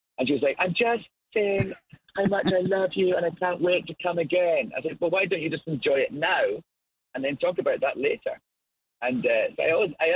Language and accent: English; Scotland, United Kingdom; accent: Scottish brogue; I'm Scottish